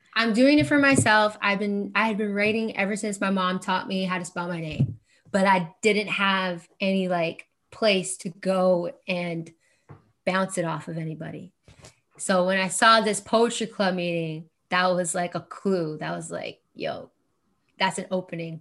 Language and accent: English; Kingston, Ontario, Canada; growing up in Kingston